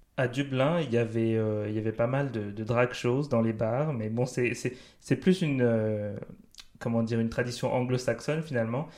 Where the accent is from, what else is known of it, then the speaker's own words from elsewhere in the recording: Paris, Île-de-France, France; moved away as an adult; now in Lyon, France; j'ai grandi à Paris